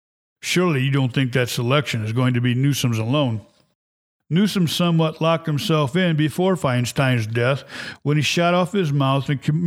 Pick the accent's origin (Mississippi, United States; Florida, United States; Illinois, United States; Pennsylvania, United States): Illinois, United States; Chebanse; But what the hell do I know? I'm from Chebanse.